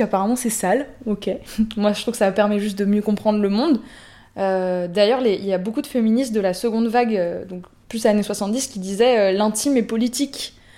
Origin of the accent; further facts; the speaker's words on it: France; chez nous en France